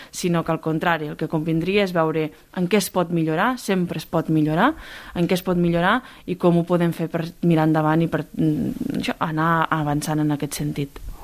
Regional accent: Pla d'Urgell, Catalonia, Spain; amb el poble, amb la meva comarca, amb la plana d'Urgell

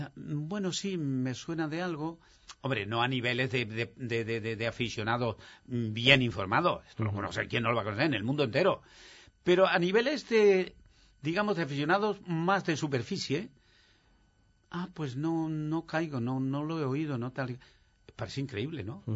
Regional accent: Bujalance, Andalusia, Spain; moved away as an adult; also born or lived in Madrid; yo adoro mi pueblo porque allí he nacido, allí han nacido mis padres, mis hermanos y todos.

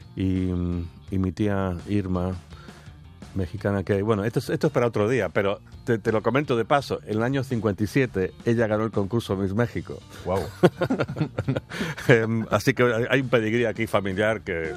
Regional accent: United Kingdom; yo también ahora como británico

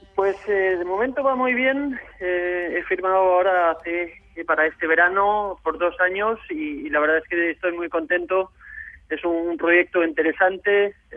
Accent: Denmark; moved away as an adult; also born or lived in Barcelona, Spain; cuando estuve jugando en Dinamarca hasta los 18 años

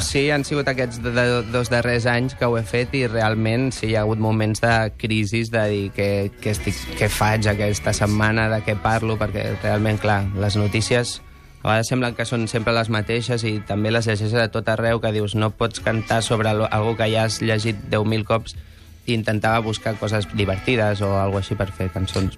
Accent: Sant Celoni, Catalonia, Spain; born or raised there

